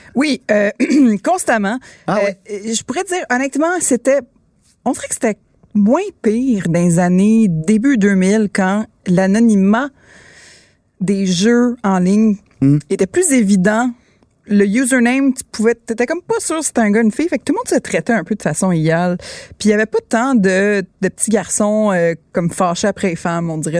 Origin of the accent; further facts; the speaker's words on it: Quebec, Canada; on est québécois